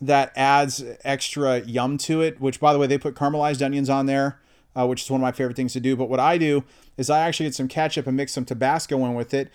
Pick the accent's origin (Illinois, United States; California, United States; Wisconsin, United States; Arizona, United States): California, United States; Northern; now in Monroe, United States; I'm from NorCal originally